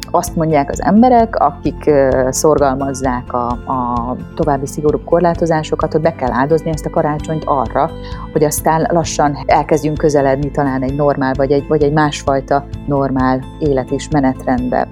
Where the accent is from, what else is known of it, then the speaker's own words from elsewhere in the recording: Tokaj, Borsod-Abaúj-Zemplén, Hungary; moved away; Tokaj környékéről, ami azért fáj szívemnek, mert hogy én onnan származom